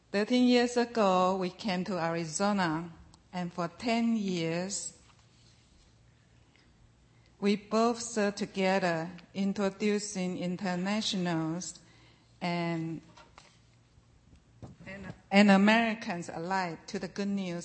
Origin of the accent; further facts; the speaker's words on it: Taiwan; I grew up in Taiwan, a place where only 2.8% of the population is any form of Christianity